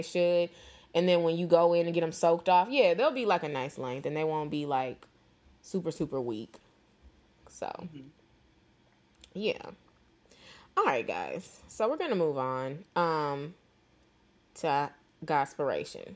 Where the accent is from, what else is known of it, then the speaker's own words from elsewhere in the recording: St. Louis, Missouri, United States; moved away as an adult; also born or lived in Atlanta; I'm from St. Louis.